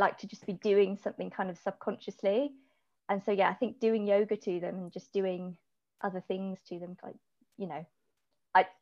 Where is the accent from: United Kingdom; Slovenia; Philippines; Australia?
United Kingdom; Hampshire, South East England; I'm from Hampshire.